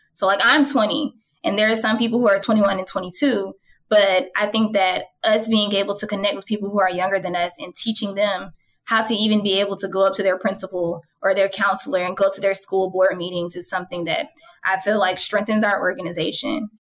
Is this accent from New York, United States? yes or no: no; Atlanta, Georgia, United States; I was born and raised in Atlanta.